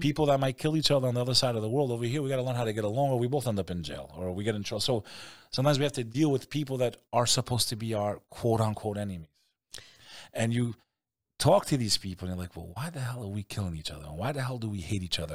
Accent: United States; I'm American

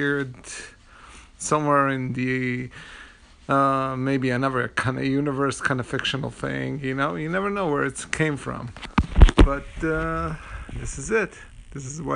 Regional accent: United States; As an American

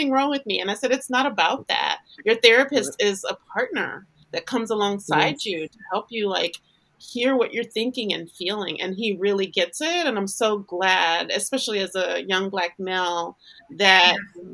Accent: Louisiana, United States; moved away as an adult; now in Los Angeles, United States; I had left Louisiana. I'm from Louisiana. I had left Louisiana to live in Los Angeles

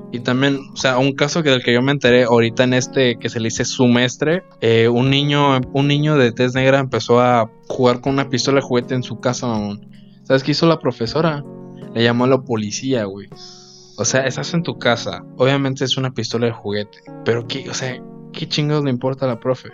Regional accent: Mexico; como mexicanos

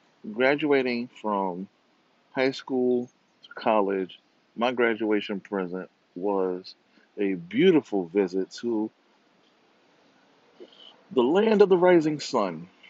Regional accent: Rio de Janeiro, Brazil; born there; moved away; Mind you, I was born in Rio.

